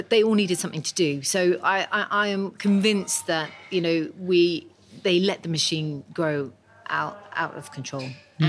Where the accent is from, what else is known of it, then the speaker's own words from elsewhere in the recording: United Kingdom; Oh, we are so British about it, because we follow everything to the letter.